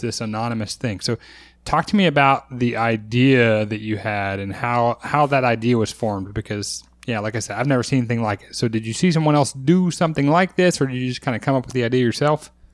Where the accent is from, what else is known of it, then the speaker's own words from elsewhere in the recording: Texas, United States; as a Texan